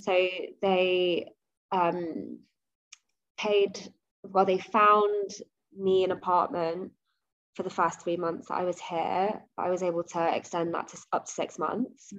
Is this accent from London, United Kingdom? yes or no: yes; London, United Kingdom; moved away as an adult; also born or lived in Nottingham; now in Stockholm, Sweden; I've lived in London my whole life. Like I was born in London, apart from going to uni in Nottingham, mm. I've always lived in London